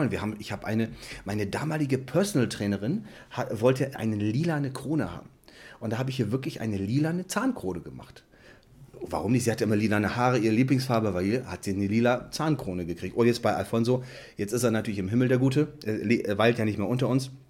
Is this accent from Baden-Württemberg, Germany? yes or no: no; Bremerhaven, Bremen, Germany; ich komme aus Bremerhaven. Da hatte mein Vater die Praxis und ich bin weggegangen und habe 2002 meine komplett eigene Praxis aufgemacht